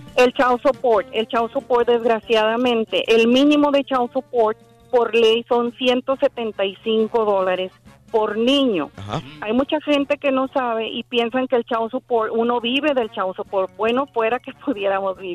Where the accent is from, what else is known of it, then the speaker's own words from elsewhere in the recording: Mexico; moved away as an adult; now in United States; yo soy de México, pero pues ya tengo muchos años acá, tengo 23 años en Estados Unidos